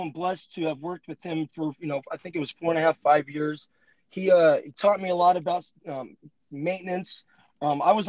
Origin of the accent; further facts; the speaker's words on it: Modesto, California, United States; I'm 34 and I live in Modesto, California